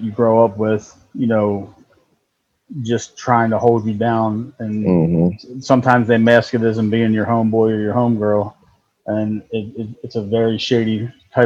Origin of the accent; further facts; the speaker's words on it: Baltimore, Maryland, United States; We both grew up in Baltimore.